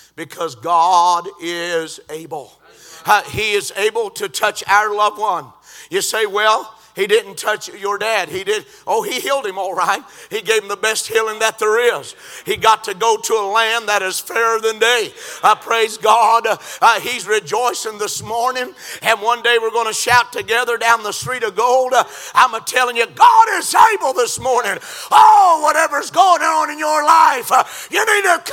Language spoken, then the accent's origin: English; Georgia, United States; I said, "Georgia."